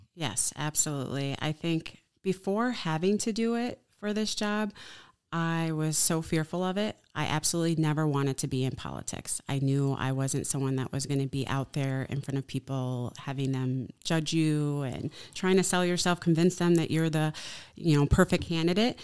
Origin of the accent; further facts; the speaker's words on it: Chicago, Illinois, United States; now in Oshkosh, United States; I'm from Chicago